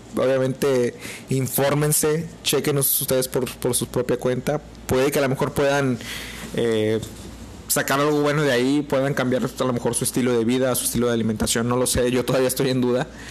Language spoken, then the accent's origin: Spanish; Mexico